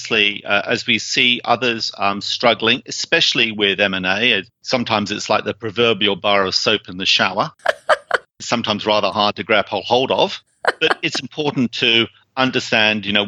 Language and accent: English; United Kingdom; moved away; you probably sort of gained from my accent that I originally came from the UK. That's where I came from.